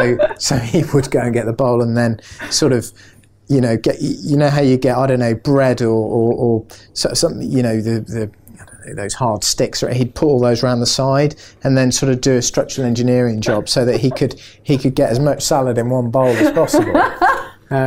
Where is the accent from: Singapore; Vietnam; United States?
Singapore; born there; also born or lived in Indonesia; So I was born in Singapore, and then we lived in Indonesia